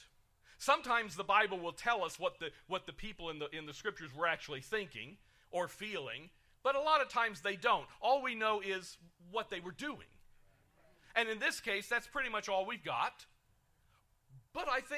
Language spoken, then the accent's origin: English; United Kingdom; I'm British